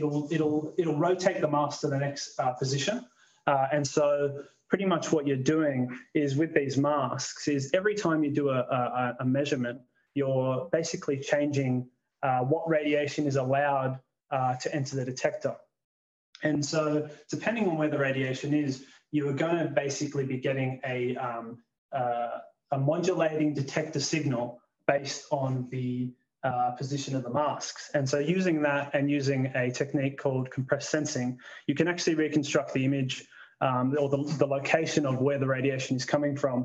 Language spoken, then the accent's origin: English; Canberra, Australian Capital Territory, Australia; moved away as an adult; also born or lived in Wollongong, Australia; now in Lucas Heights, Australia; I am, originally from Canberra.